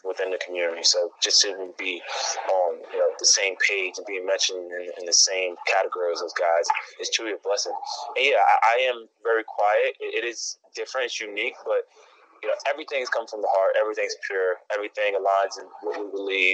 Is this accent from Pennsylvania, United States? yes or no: yes; Whitehall, Pennsylvania, United States; also born or lived in New York; I was born in New York. I'm from Pennsylvania, Whitehall, Copley, Lehigh Valley